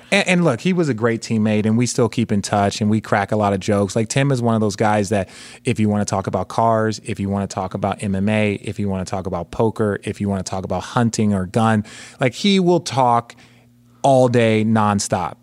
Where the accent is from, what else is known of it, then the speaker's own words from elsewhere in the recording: Phoenix, Arizona, United States; I grew up in Phoenix